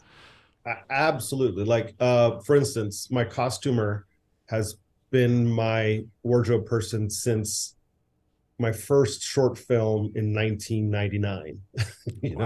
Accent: United States; I am an American boy. I grew up, my dad, you know, was born here.

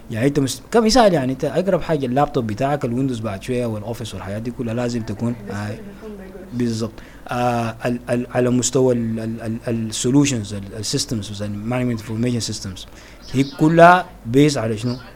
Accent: Sudan; انا بفتكر عندنا دائما كسودانيين بنحب حب الامتلاك

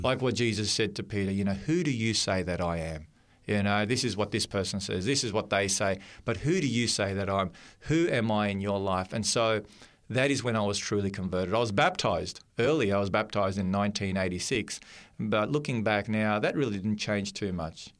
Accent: Melbourne, Victoria, Australia; I grew up in Melbourne, and Melbourne's a little bit cool in the winter time.

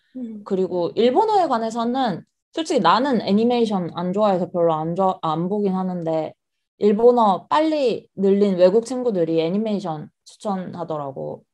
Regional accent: South Korea; moved away as an adult; also born or lived in United Kingdom / Australia; now in Tokyo, Japan; 한국에서 나고 자란 완전 한국 토박이고

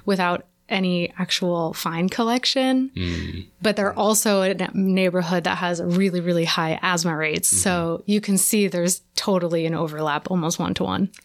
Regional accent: California, United States; now in New York, United States; I grew up in California

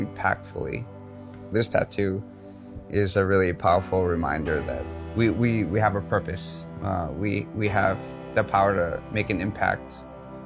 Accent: Oahu, Hawaii, United States; I grew up here on Oahu.

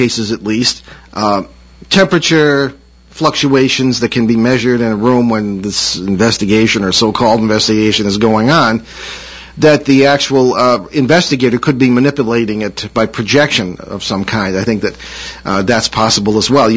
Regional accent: East Hartford, Connecticut, United States; I was in 7th or 8th grade, living in East Hartford, Connecticut, my hometown.

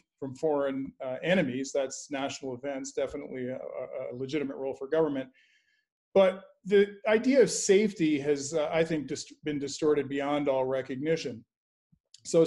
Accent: Canada; now in United States; I'm an American by choice, not by birth. I grew up in Canada, and I admired America so much that I decided I'd do everything I could to emigrate here.

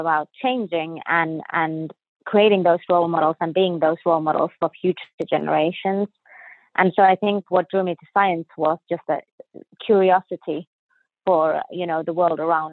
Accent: Finland; moved away as an adult; also born or lived in Sweden / Houston, United States; now in Jacksonville, United States; I was born in Finland, so in North Europe.

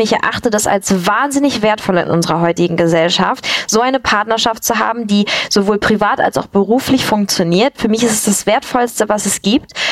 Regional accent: a village near Kiel, Schleswig-Holstein, Germany; ich bin auf dem Dorf aufgewachsen

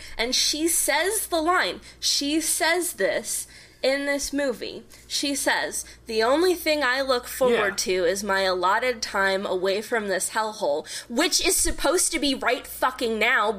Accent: St. Louis, Missouri, United States; born or raised there; moved away

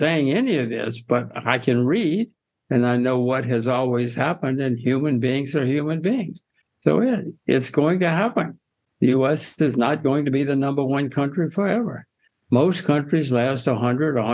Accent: United States; I'm an American like all of your viewers.

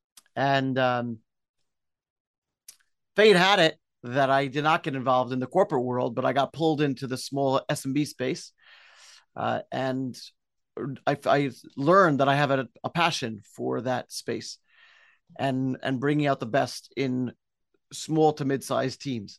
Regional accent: New York City, New York, United States; moved away as an adult; also born or lived in Israel / Bristol, United Kingdom; now in Clifton, United States; I'm Brooklyn born, enjoyed growing up in Brooklyn

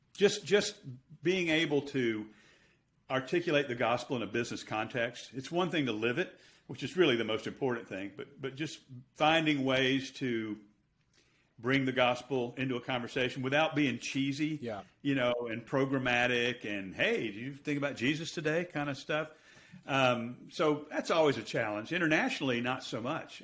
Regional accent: United States; I'm going to speak as an American

